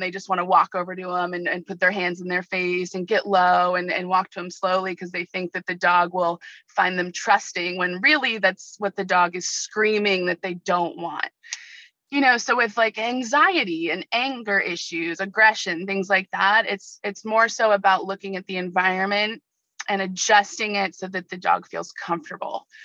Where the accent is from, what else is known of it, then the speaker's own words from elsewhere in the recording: Ventura County, Southern California, United States; also born or lived in Oregon / San Diego; I wanted to come back to Southern California. It's where I'm from. I grew up in Ventura County.